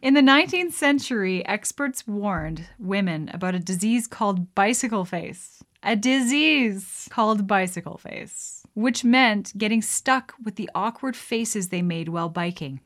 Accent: Canada; as a Canadian

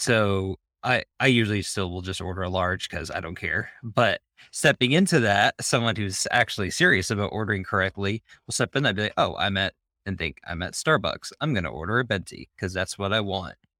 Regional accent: Maine, United States; moved away as an adult; also born or lived in Florida / Charlotte; now in Charlotte area, United States; I grew up in Maine

